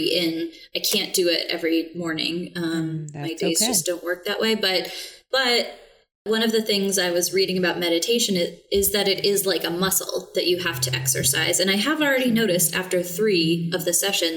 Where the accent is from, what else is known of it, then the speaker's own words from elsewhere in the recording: Texas, United States; now in New England, United States; I'm originally from Texas and I love the heat.